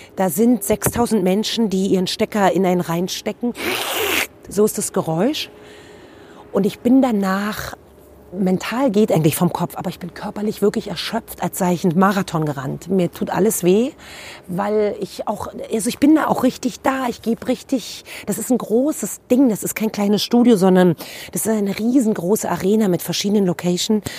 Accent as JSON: {"language": "German", "region": "Berlin", "country": "Germany", "tie": "born or raised there", "said": "ich bin geboren in Berlin Mitte und habe bis dahin auch immer da gelebt"}